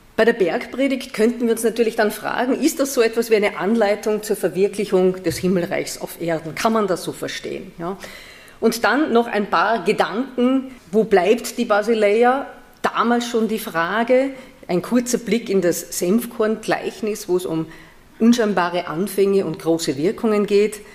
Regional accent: Vienna, Austria; moved away as an adult; now in Paderborn, Germany; ich nicht gebürtig bin aus Nordrhein-Westfalen, ich komme aus Wien. Also ich bin eine Österreicherin

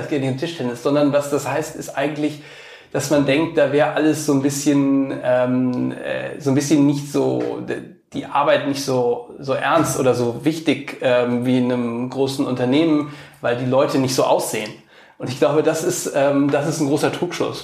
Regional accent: Cologne, North Rhine-Westphalia, Germany; moved away as an adult; also born or lived in San Francisco, United States / Washington, United States / Italy; now in Berlin, Germany; in meiner Heimatstadt nach Köln

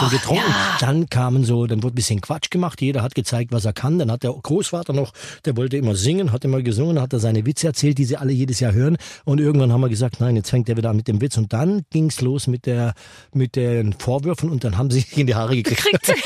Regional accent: Lake Constance, Baden-Württemberg, Germany; bei uns am Bodensee, das war, muss man sich so ein kleines Dörfchen vorstellen

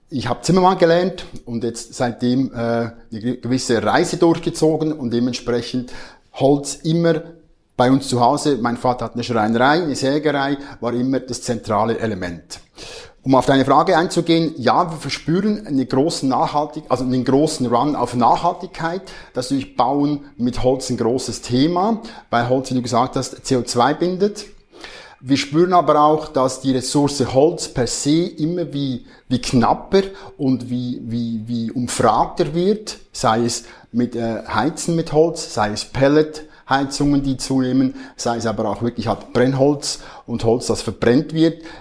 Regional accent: Switzerland; accent: Swiss; Wie man hört, mein Akzent Schweizer

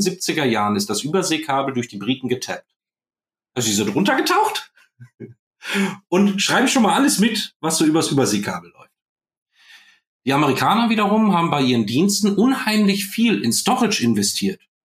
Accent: Germany; wir sitzen da als Deutsche

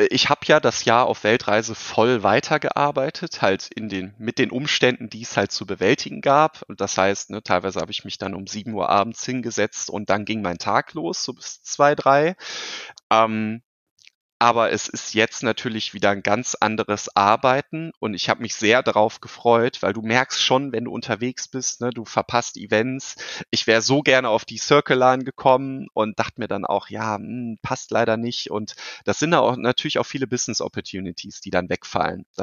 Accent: Cologne, North Rhine-Westphalia, Germany; ich als ne, Kölsche Jung, ähm, natürlich auch sehr ambitioniert, das Thema Gaming und E-Sports weiter hier in unsere wunderbare Rheinstadt zu bringen

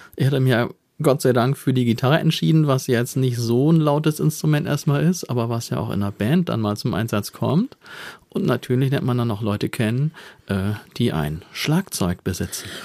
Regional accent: Bremen or Hamburg, Northern Germany, Germany; hat sofort erkannt, dass ich hier aus Bremen oder Hamburg stamme.

